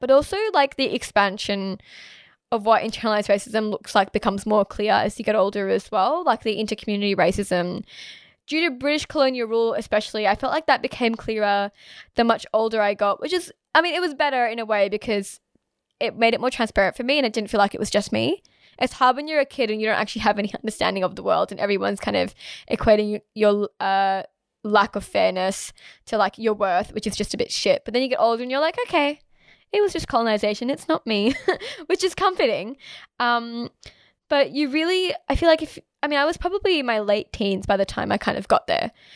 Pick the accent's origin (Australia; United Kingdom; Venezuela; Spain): Australia; I am Australian, I promise. I'm from here